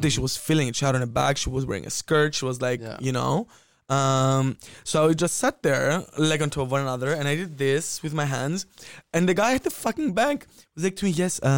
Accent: Cyprus; growing up in Cyprus

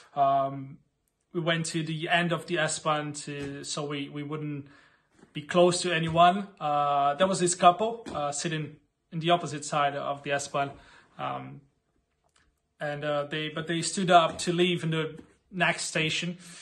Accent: Brazil; moved away as an adult; now in Berlin, Germany; I'm actually from Brazil. Um, come to Berlin around two years ago with my wife, Catherine

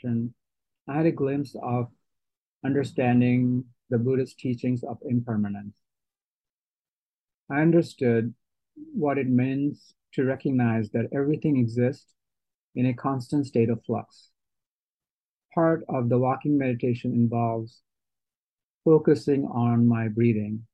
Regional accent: Bangladesh; I was born in Bangladesh into a Muslim family and raised to practice Islam

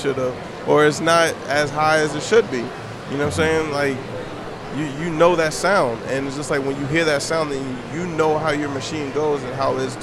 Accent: United States; also born or lived in Baltimore, Maryland / Washington, D.C. / Virginia Beach, Virginia; now in San Diego, United States; I grew up in Baltimore and D.C.

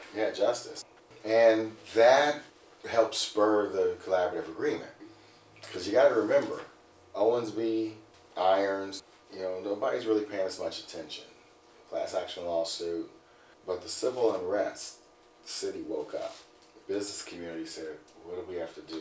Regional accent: Cincinnati, Ohio, United States; I'm born and raised in Cincinnati

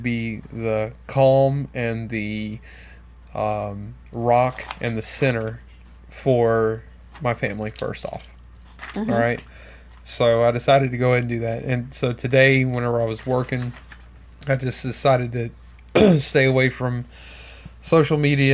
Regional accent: Baton Rouge, Louisiana, United States; That's my hometown

